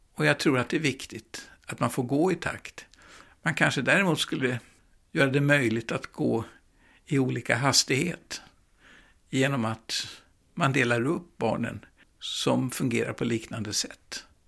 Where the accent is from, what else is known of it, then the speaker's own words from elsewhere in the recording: Stockholm, Stockholm County, Sweden; jag växte upp i Gamla stan på Stora Nygatan